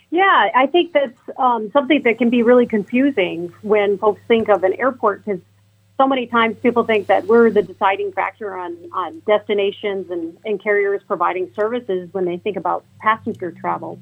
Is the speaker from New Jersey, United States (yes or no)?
no; Carson City, Michigan, United States; now in Lansing, United States; I grew up in Carson City